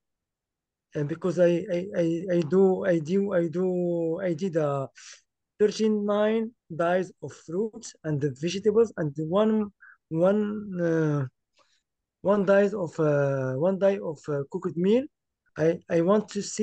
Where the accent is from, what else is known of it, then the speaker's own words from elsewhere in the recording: Morocco; English is a second language; I am from Morocco